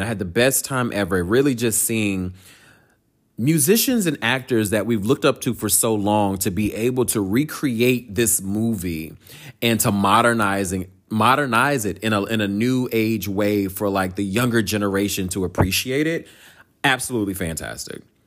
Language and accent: English; Durham, North Carolina, United States; now in Los Angeles, United States; I'm from Bull City, Durham, North Carolina